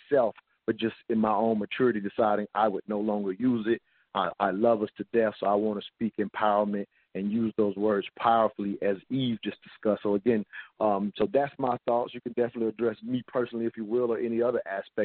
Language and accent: English; the South, United States; I grew up in the South